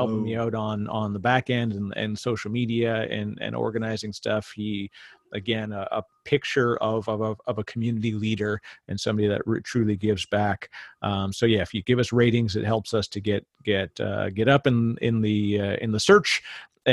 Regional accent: Canada; I'm Canadian

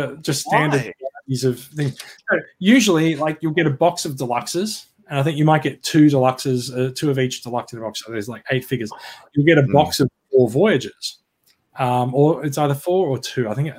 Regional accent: Queensland, Australia; now in New South Wales, Australia; I am really a Queenslander, even though I live in New South Wales.

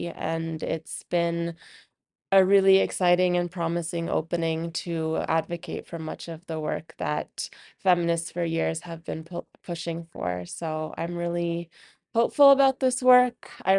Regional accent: United States; I grew up in the United States to a very big Pakistani family, and I always knew growing up that I wanted to work at the intersections of my identities.

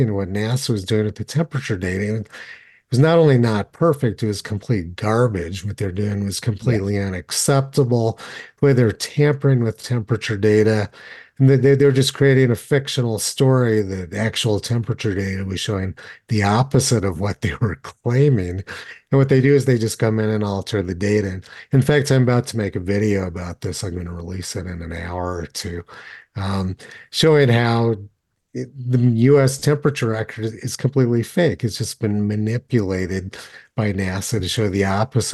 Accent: Los Alamos, New Mexico, United States; I grew up in Los Alamos

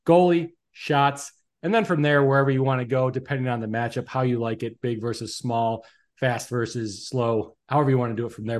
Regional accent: Chicago, Illinois, United States; we're from the Chicagoland area here

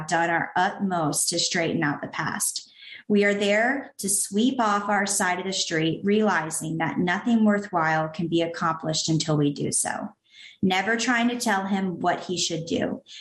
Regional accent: the South, United States; also born or lived in Canton, Georgia; I was raised in the South

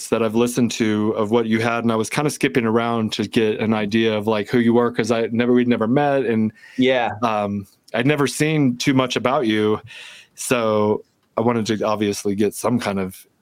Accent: Georgia, United States; I grew up in Georgia.

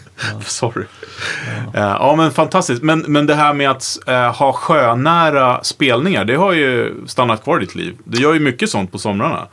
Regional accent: Vaxholm, Stockholm County, Sweden; jag kommer från Vaxholm

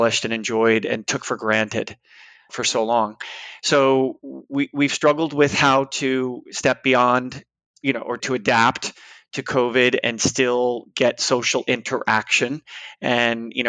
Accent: New York, United States; also born or lived in San Francisco; now in Boston, United States; I'm from the East Coast, New York, originally

